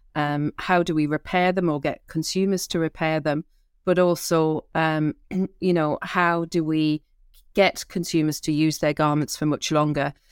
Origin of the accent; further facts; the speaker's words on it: Newcastle upon Tyne, North East England, United Kingdom; I'm a Geordie.